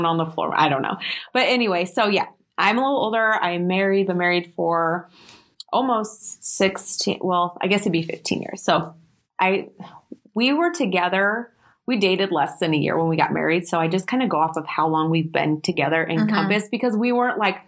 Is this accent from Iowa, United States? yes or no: yes; Iowa, United States; moved away as an adult; now in Omaha, United States; I'm currently living in Omaha. I've lived here about 3.5 years, but I'm from Iowa.